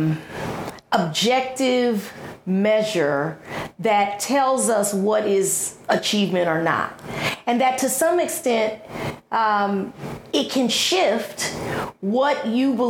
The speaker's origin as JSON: {"language": "English", "town": "Houston", "region": "Texas", "country": "United States", "tie": "born or raised there", "said": "I grew up in Houston"}